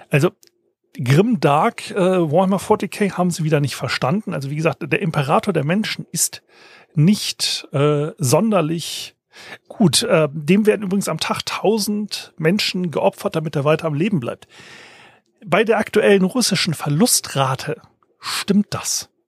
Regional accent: Hesse, Germany; Ich meine, ich bin aufgewachsen in der Fulda Gap, ja, wo denn Tom Clancy ja im Sturm geschrieben hat

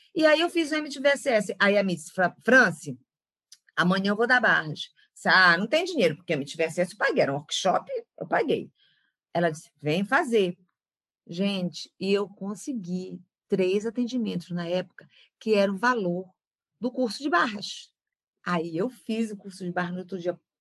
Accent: Belém, Pará, Brazil; also born or lived in São Paulo; Sou de Belém do Pará, do norte do Brasil, nasci aqui.

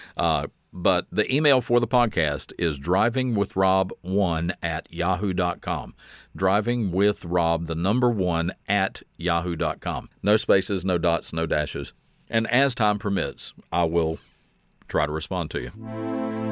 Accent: the South, United States; born and raised in the South, we have a very rich storytelling tradition in the South

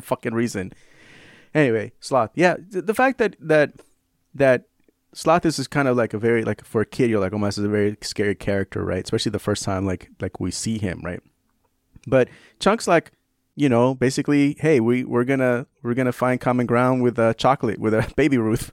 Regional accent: San Francisco, California, United States; also born or lived in tropical Pacific area further south; I grew up in San Francisco

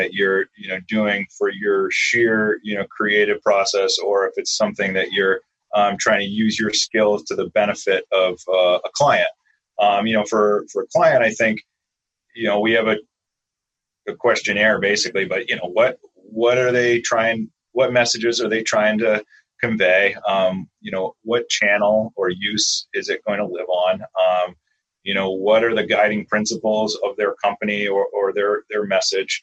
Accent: Camden, Maine, United States; also born or lived in Vermont / Belfast, Maine; I grew up in Camden. Area, Knox County

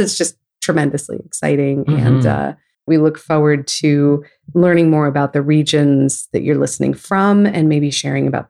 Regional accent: California, United States; also born or lived in New York region; now in Houston, United States; I'm from California

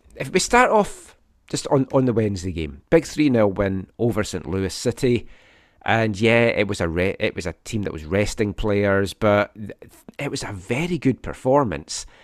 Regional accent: Scotland, United Kingdom; now in Vancouver, Canada

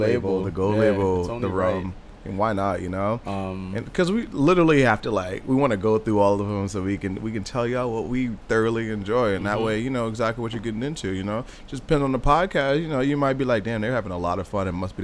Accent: New Jersey, United States; I'm from Jersey

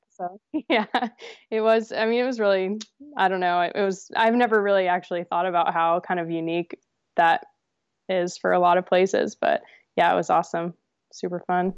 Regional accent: New Hampshire, United States; also born or lived in New York; we moved to New Hampshire from New York where we were living, um, when I was about, I think, five years old

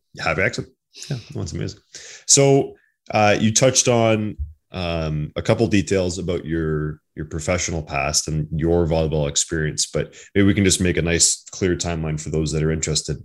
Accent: Ottawa Valley, Ontario, Canada; I grew up in Ottawa Valley, rural side

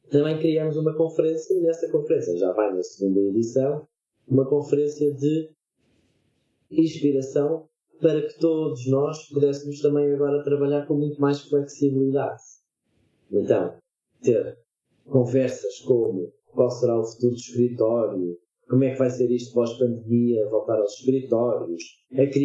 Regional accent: Lisbon, Portugal; moved away; eu sou lisboeta

